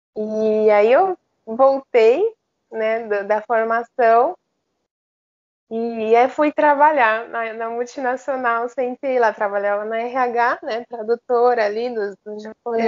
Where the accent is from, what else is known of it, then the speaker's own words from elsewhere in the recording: Japan; moved away; also born or lived in Australia; o japonês, né, que eu cresci no Japão